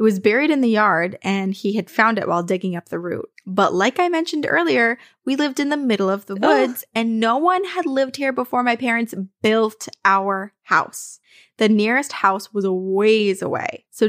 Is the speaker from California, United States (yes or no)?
no; New Kent, Virginia, United States; I grew up in New Kent, Virginia, a very small town near Williamsburg, with more cows and cornfields than people.